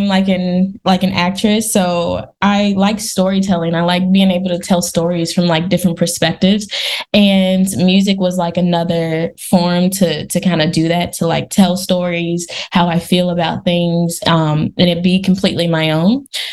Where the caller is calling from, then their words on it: California, United States; I am a new upcoming artist and also an actress. I am calling from California.